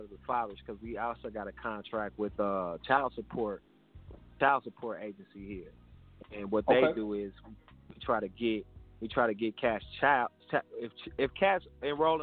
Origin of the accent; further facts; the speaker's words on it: Milwaukee, Wisconsin, United States; So I'm from Milwaukee. I'm from Milwaukee, Wisconsin.